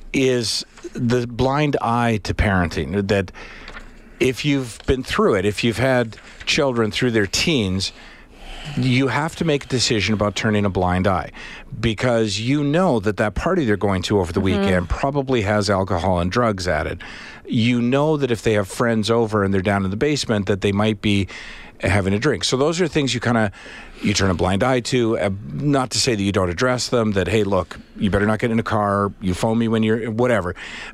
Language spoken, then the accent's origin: English; Alberta, Canada; My 2 cents, born and raised in Alberta, spent 2 years in Spain.